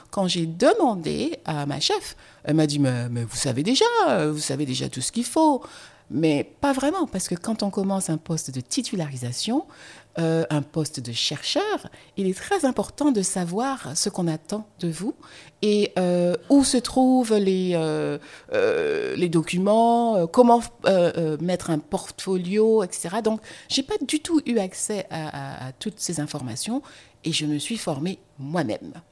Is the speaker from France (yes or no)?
yes; France; Mais je suis française, quand on écrit une lettre de, présentation, on l'écrit à la main